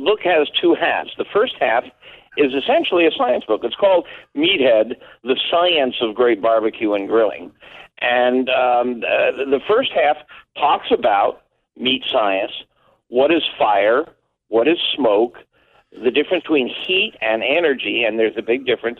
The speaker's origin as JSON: {"language": "English", "region": "East Coast", "country": "United States", "tie": "born or raised there", "moved": "yes", "lives_now": "Chicago suburbs, United States", "said": "I was raised on the East Coast with seafood"}